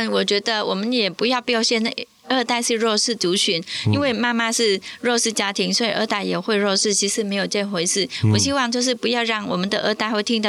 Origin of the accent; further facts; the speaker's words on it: Vietnam; Chinese is a second language; now in Taiwan; 我说我在越南出生长大，可是我在台湾是成长，我受到台湾的社会教育，